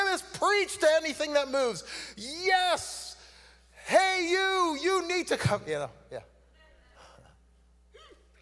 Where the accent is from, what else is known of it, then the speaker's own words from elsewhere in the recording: Canada; accent: Canadian; also born or lived in Trinidad; I was born in Trinidad. I came to Canada when I was 2 years old. I'm Canadian, by the way. You can tell by how I'm talking